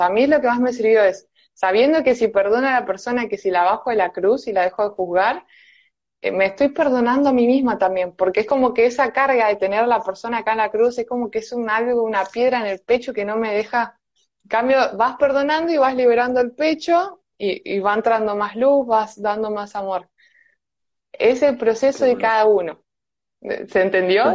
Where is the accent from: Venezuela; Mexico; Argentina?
Argentina; Buenos Aires; soy de Buenos Aires, Argentina